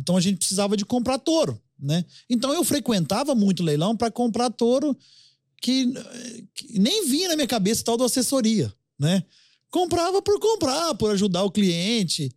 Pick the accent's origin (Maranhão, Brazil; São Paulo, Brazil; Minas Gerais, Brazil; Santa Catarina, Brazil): Minas Gerais, Brazil; Iturama; also born or lived in Uberaba; minha cidade natal lá que você conhece, a famosa Iturama